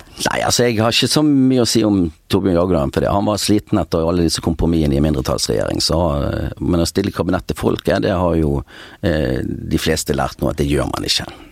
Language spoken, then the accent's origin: Norwegian; Bergen, Vestland, Norway; Og jeg har også bosatt meg ikke mer enn ja, fem minutter å gå fra der jeg vokste opp den dag i dag